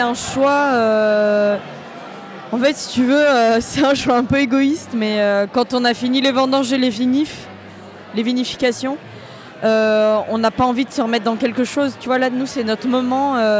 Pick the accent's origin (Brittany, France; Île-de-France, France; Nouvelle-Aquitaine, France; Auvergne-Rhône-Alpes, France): Nouvelle-Aquitaine, France; La Rochelle; moved away as an adult; now in Beaujolais, France; à la base je viens de La Rochelle. Je suis arrivée dans le Beaujolais parce que j'avais trouvé un travail.